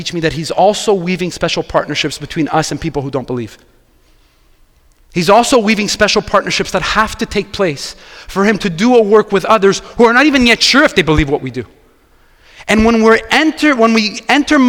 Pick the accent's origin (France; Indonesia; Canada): Canada; Quebec; I'm from Quebec. I grew up here